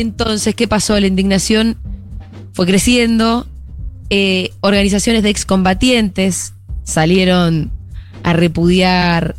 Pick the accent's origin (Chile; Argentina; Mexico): Argentina; somos argentinos, acá decimos